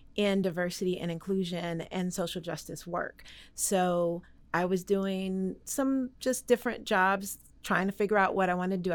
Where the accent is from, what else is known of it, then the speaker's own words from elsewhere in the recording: Maryland, United States; moved away as an adult; now in Waco, United States; I'm really originally from Maryland